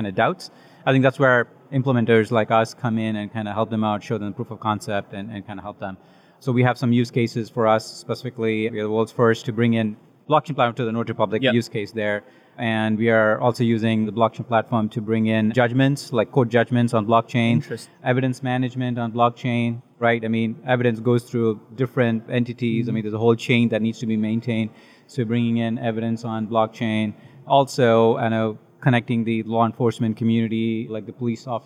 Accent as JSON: {"language": "English", "country": "India", "said": "Originally, I'm from India"}